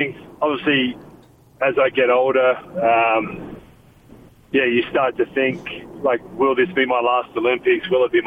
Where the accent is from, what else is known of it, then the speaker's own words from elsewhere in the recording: Adelaide, South Australia, Australia; moved away; the Adelaide 36ers, which is my hometown, so I know a lot of people around that organization, and obviously my family still lives there